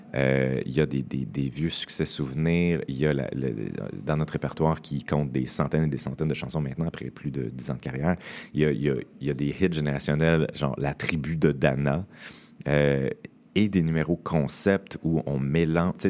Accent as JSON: {"language": "French", "town": "Montreal", "region": "Quebec", "country": "Canada", "said": "moi je viens de Montréal"}